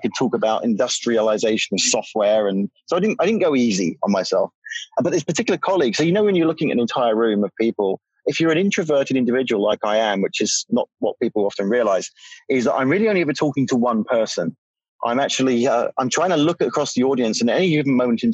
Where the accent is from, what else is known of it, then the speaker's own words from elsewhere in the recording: United Kingdom; I'm British